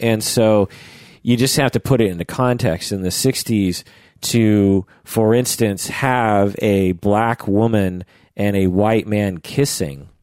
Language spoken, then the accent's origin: English; Issaquah, Washington, United States; I grew up near Issaquah